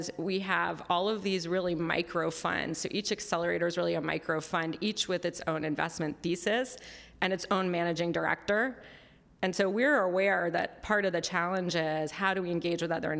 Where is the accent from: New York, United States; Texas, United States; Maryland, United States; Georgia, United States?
New York, United States; New York City; moved away as an adult; now in Los Angeles, United States; I grew up in New York City, and my family was in publishing